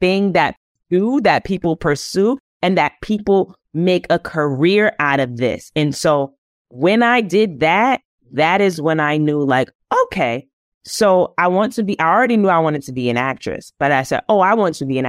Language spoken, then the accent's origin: English; New York City, New York, United States; So growing up, one, being in New York City, so you're hearing all kinds of accents all the time.